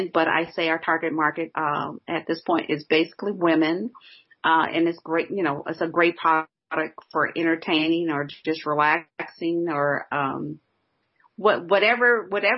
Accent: Illinois, United States; my home state, Illinois

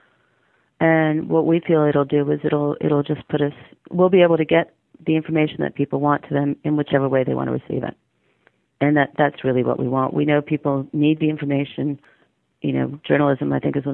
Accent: Argentina; moved away as an adult; also born or lived in Buenos Aires; now in United States; I'm from Argentina

